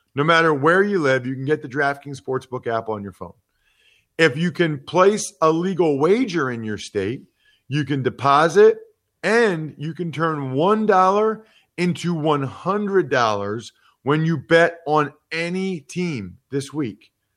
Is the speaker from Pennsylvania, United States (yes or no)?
yes; Pennsylvania, United States; I'm from Pennsylvania